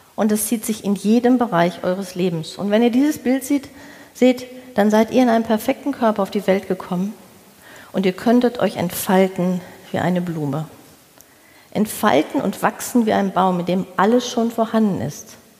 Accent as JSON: {"language": "German", "area": "the Ruhr", "region": "North Rhine-Westphalia", "country": "Germany", "moved": "as an adult", "lives_now": "Hamburg, Germany", "said": "Ich bin nach Hamburg gezogen. Ich habe meine Wahlheimat gefunden, wobei ich gedacht habe, ich komme aus dem Pott. Ich gehe da nie weg"}